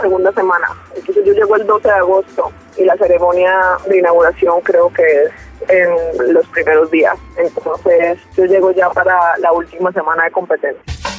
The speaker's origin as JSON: {"language": "Spanish", "country": "Colombia", "said": "siendo colombiana"}